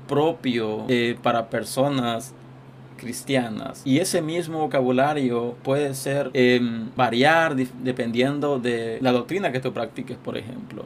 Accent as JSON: {"language": "Spanish", "country": "Honduras", "said": "yo soy de Honduras"}